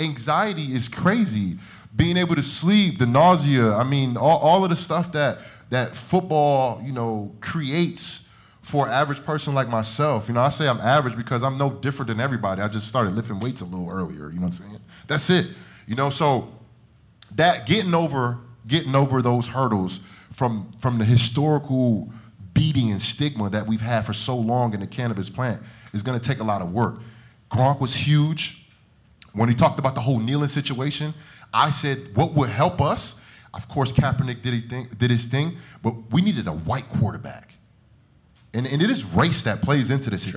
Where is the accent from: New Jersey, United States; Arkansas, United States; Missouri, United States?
New Jersey, United States; Jersey City; I'm from Jersey City